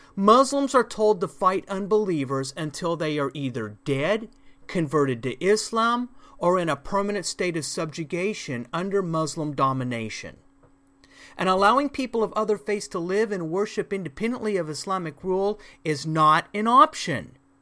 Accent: United States; as an American

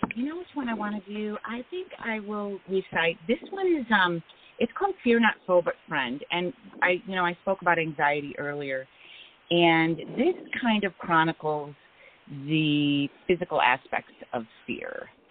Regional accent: Illinois, United States; moved away as an adult; also born or lived in Texas / Seattle; now in Phoenix, United States; I was born in Illinois

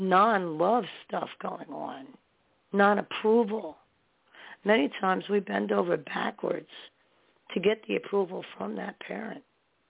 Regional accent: New York, United States; also born or lived in New Jersey; I was born in New York and we lived in New York for a while. And then we moved back to Jersey or into Jersey. Then we went back and forth, and then to Staten Island, New York. I would rather be in New York.

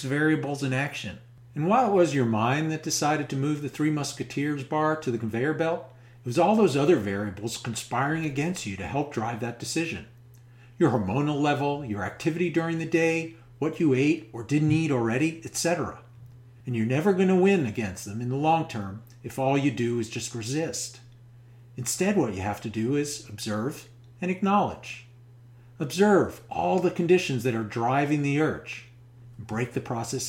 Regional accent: New York metropolitan area, United States; we are both from the New York metropolitan area

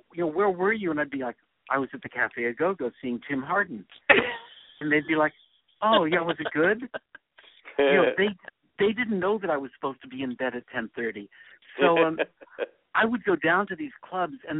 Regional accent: New York City, New York, United States; I grew up in New York

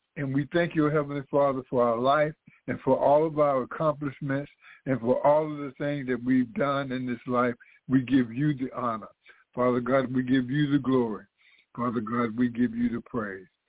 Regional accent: United States; as Black Americans

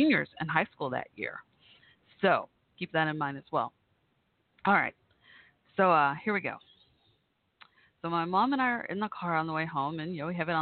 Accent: Irving, Texas, United States; moved away; also born or lived in Waco, Texas; I'm from Irving, Texas. When I grew up there, I grew up from like sixth grade on

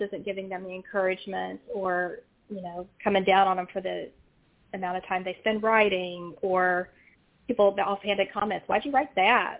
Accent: West Virginia, United States; now in Virginia, United States; having been born and raised in West Virginia, in a rural mm-hmm. part of West Virginia

